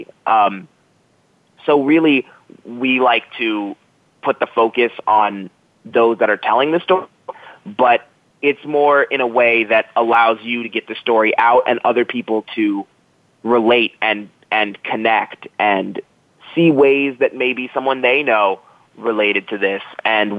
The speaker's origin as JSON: {"language": "English", "town": "Jacksonville", "region": "Florida", "country": "United States", "moved": "as an adult", "lives_now": "State College, United States", "said": "I'm from Jacksonville, Florida, which is colloquially called South Georgia"}